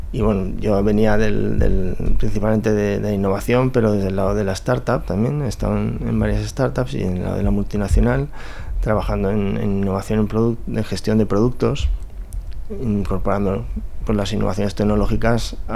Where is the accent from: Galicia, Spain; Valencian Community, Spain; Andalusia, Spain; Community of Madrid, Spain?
Valencian Community, Spain; moved away as an adult; soy valenciano